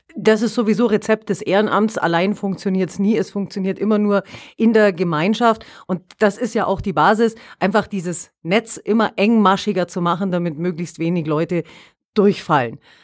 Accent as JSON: {"language": "German", "region": "Allgäu", "country": "Germany", "said": "hier bei uns im Allgäu, also ich, ich kann jetzt bloß von mir ausgehen, wohne weit draußen, alleinstehender Hof"}